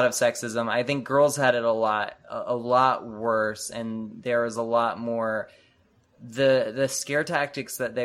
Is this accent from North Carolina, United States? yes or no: yes; North Carolina, United States; moved away as an adult; now in Los Angeles, United States; North Carolina, we grew up in the Bible Belt